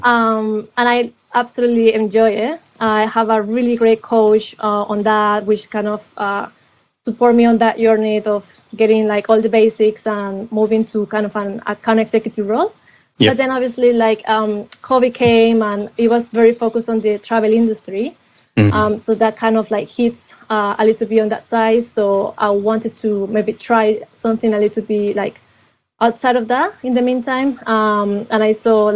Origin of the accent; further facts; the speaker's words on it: Colombia; now in London, United Kingdom; I'm from Colombia